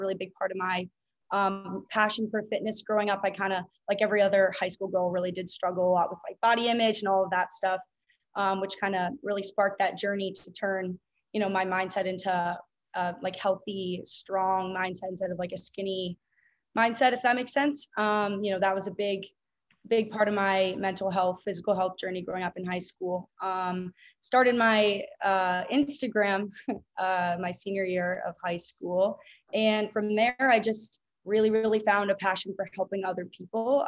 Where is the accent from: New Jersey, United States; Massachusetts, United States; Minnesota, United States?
Massachusetts, United States; Boston; moved away as an adult; now in Miami, United States; I'm from Boston and I currently go to school at the University of Miami